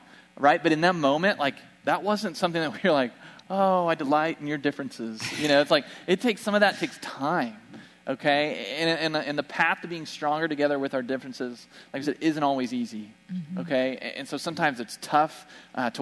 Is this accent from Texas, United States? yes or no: no; Bartlesville, Oklahoma, United States; moved away; We went home to my hometown in Bartlesville